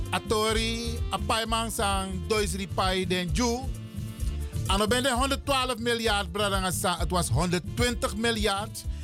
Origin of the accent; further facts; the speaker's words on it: Netherlands; Wij zijn hier in dit land, we zijn Nederlanders en we willen gelijk behandeld worden.